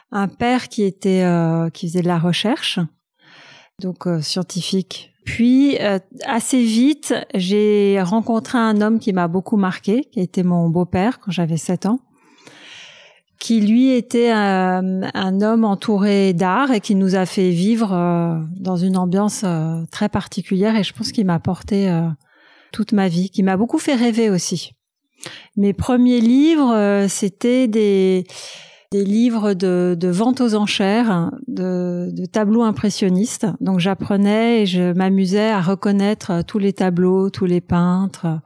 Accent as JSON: {"language": "French", "town": "Paris", "region": "Île-de-France", "country": "France", "tie": "born or raised there", "said": "Alors, je suis née à Paris, dans le 8e arrondissement"}